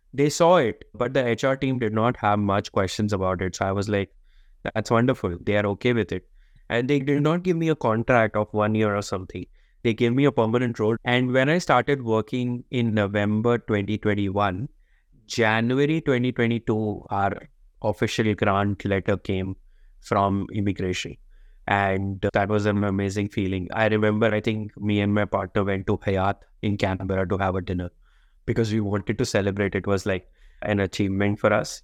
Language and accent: English; India; moved away as an adult; also born or lived in Sydney, Australia; now in Canberra, Australia; I come from India